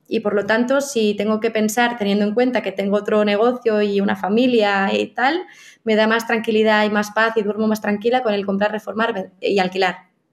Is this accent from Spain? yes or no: yes; Catalonia, Spain; los dos somos catalanes